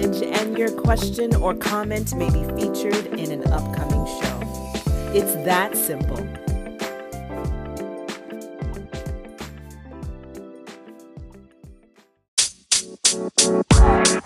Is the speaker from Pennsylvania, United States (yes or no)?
no; New York City, New York, United States; I'm born and raised in Brooklyn, New York